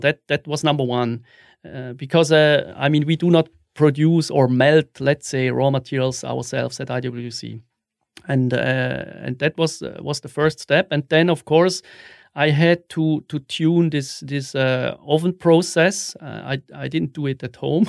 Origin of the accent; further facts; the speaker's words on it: Wil, St. Gallen, Switzerland; also born or lived in Zurich; I was born in, in Wiel, which is a, a small city in the canton of Sankt Gallen